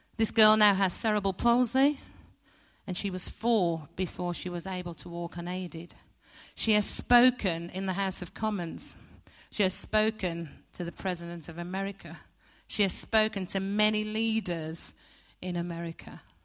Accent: West Bromwich, West Midlands, United Kingdom; I was born in West Bromwich Hospital in nineteen sixty

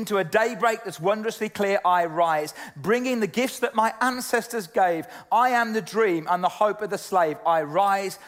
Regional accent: United Kingdom; I'm British and kind of proud to be British sometimes

